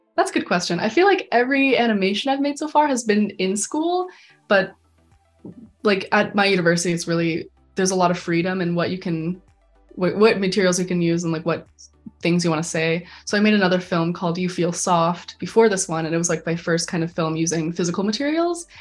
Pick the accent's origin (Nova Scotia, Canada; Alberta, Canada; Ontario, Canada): Alberta, Canada; Calgary; moved away as an adult; now in Vancouver, Canada; I'm from Calgary, Alberta